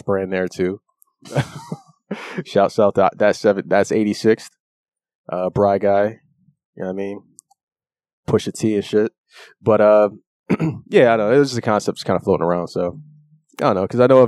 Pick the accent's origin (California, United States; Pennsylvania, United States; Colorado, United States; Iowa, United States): Pennsylvania, United States; Philadelphia; we're from Philly